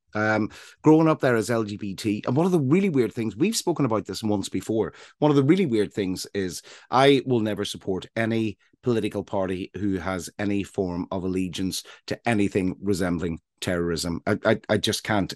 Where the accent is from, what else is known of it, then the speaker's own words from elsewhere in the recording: Northern Ireland, United Kingdom; now in Brighton, United Kingdom; I grew up in Northern Ireland